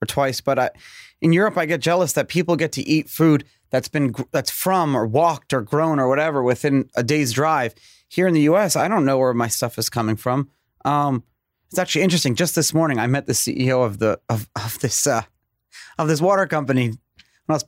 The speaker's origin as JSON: {"language": "English", "town": "New York City", "region": "New York", "country": "United States", "tie": "born or raised there", "said": "I grew up in Brooklyn"}